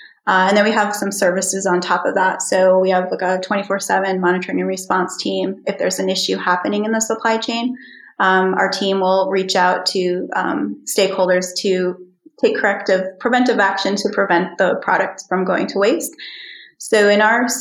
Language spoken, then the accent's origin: English; New York, United States; moved away as an adult; also born or lived in Philadelphia, Pennsylvania; now in Iceland; I'm from the East Coast. I was born in Philadelphia and I grew up in New York.